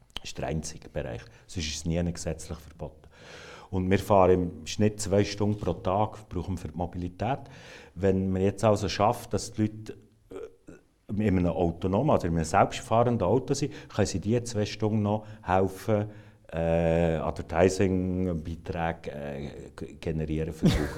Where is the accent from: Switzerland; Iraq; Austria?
Switzerland; für uns ist, als Schweizer